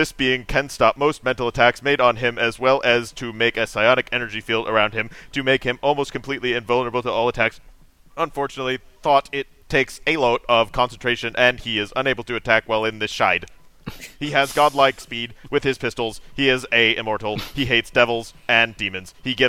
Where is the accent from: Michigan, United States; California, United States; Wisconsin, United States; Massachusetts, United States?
Michigan, United States; Detroit; My hometown is Detroit, MI.